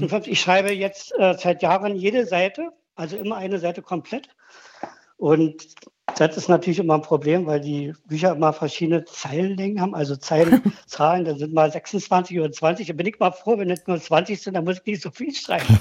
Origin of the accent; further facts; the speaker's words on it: Germany; now in Berlin, Germany; ich bin aus der DDR